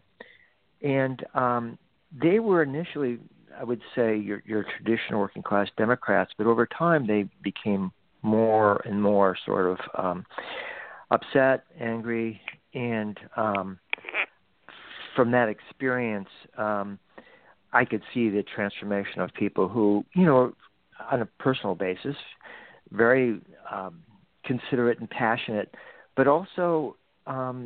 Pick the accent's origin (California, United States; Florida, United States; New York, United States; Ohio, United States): Ohio, United States; Cleveland; moved away; also born or lived in Seattle; I grew up in Cleveland, Ohio